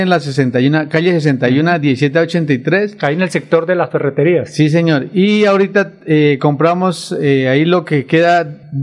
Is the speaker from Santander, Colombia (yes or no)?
yes; Bolívar, Santander, Colombia; now in Bucaramanga, Colombia; soy de Bolívar, Santander, provincia de Vélez, empresario hace más de 17 años acá en Bucaramanga.